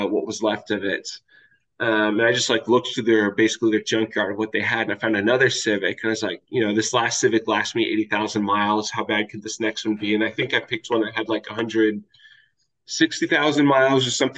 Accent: Kansas, United States; moved away as an adult; also born or lived in Southern California / Japan; I specifically went back to the state of Kansas, which is where I'm from, for med school for in-state tuition

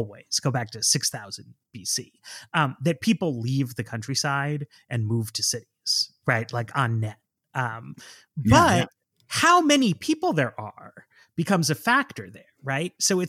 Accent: Manhattan, New York, United States; Like I grew up in Manhattan, so people can easily caricature me as like just like a big city person.

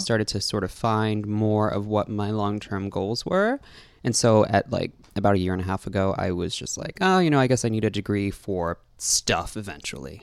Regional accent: New York City, New York, United States; born or raised there; also born or lived in Brooklyn, New York / Manhattan, New York

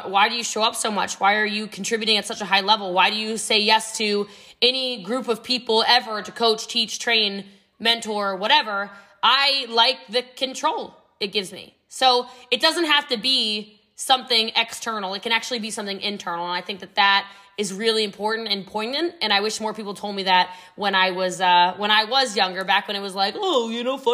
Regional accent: Middletown, Maryland, United States; moved away as an adult; also born or lived in New York; now in Texas, United States; I came from a really rough childhood. I'm actually from Frederick County, Maryland, but I'm from Middletown before it was Middletown now

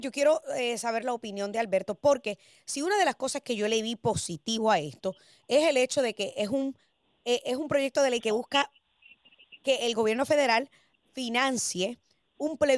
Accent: Puerto Rico; now in United States; a pesar de ser puertorriqueña, porque pues mire, soy puertorriqueña, pero soy americana y estoy viviendo en la gran nación americana.

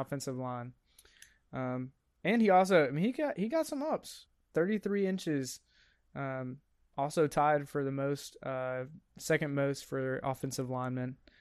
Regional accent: United States; I'm American.

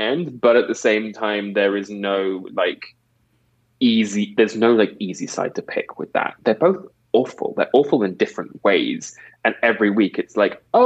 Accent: England, United Kingdom; I'm British from England.

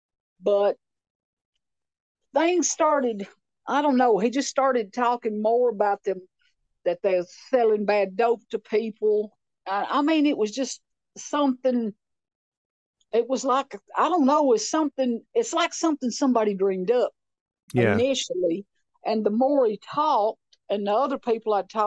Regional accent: Clay County, Tennessee, United States; moved away as an adult; also born or lived in Nashville; I grew up in Clay County.

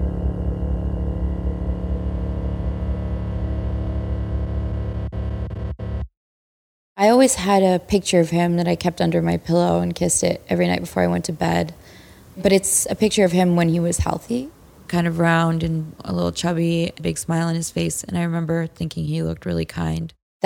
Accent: Cyprus; I grew up in Cyprus, off the coast of Greece, close enough to Beirut

